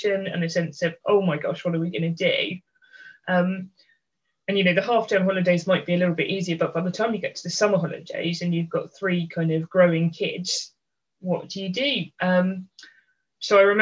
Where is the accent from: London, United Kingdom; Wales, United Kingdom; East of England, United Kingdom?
London, United Kingdom; So I am the oldest of three kids. We grew up in London.